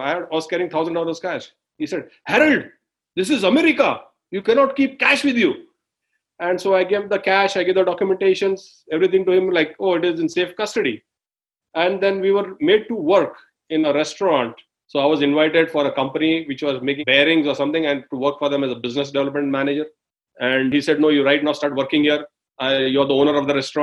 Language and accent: English; India; moved away as an adult; now in United States; I am from India